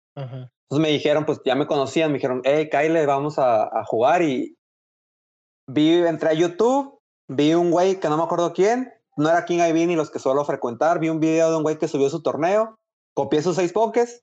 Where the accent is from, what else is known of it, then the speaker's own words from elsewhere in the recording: Hermosillo, Sonora, Mexico; moved away as an adult; now in Monterrey, Mexico; soy de Hermosillo, eh, estoy estudiando allá en Monterrey, por lo tanto, pues por eso vivo allá